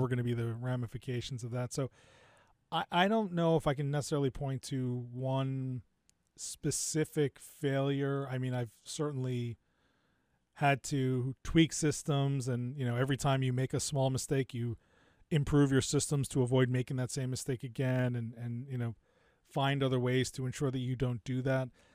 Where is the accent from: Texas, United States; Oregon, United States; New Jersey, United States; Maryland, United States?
New Jersey, United States; also born or lived in New York / Miami, Florida; Parents moved out to the suburbs of New Jersey when I was pretty young, and so I grew up in New Jersey, just outside of Rutgers